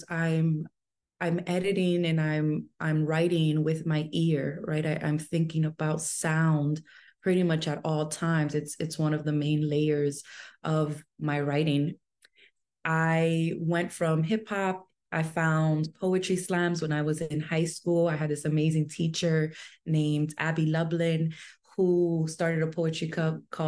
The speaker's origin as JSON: {"language": "English", "town": "New York City", "region": "New York", "country": "United States", "tie": "born or raised there", "said": "I was born and raised in New York City."}